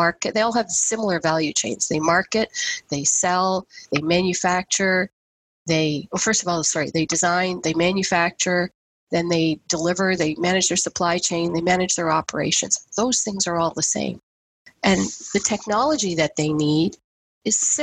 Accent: the Maritimes, Canada; also born or lived in India; now in Halton Region, Canada; I was born in India, I grew up in the Maritimes, but I've lived here in Halton region now since 1997

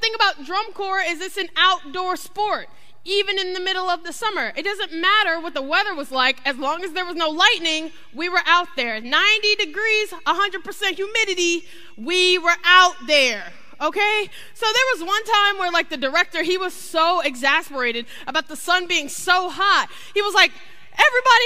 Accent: Ohio, United States; now in Florida, United States; I'm from Ohio

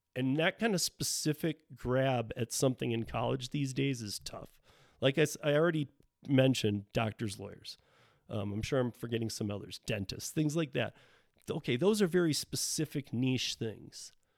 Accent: Michigan, United States; moved away; I'm originally from Michigan

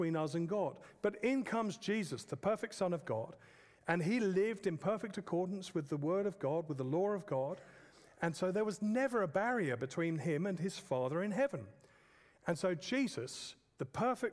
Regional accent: England, United Kingdom; I'm an English man.

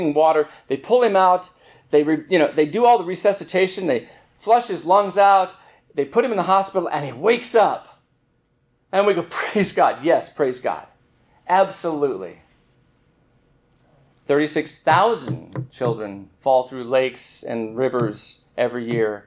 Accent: Southern California, United States; I grew up in Southern California

